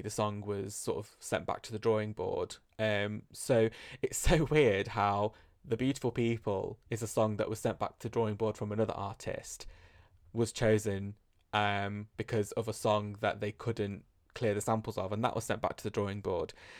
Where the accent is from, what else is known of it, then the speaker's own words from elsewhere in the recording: United Kingdom; accent: British; my British accent